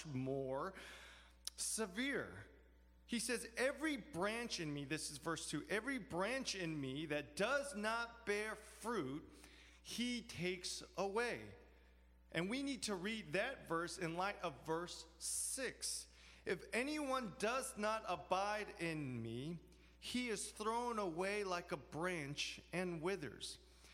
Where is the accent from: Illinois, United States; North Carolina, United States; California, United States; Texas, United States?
California, United States; Los Angeles; now in New York, United States; I grew up in Los Angeles. Now I live in New York.